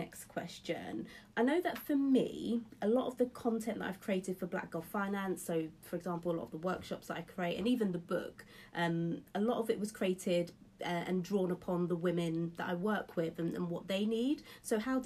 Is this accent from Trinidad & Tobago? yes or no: no; London, United Kingdom; I'm from East London